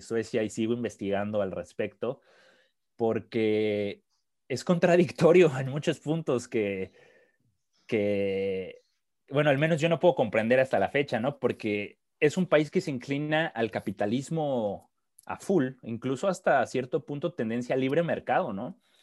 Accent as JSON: {"language": "Spanish", "region": "Mexico City", "country": "Mexico", "tie": "born or raised there", "moved": "as an adult", "lives_now": "Sweden", "said": "crecí en la Ciudad de México, eh, estuve 26 años ahí, 27"}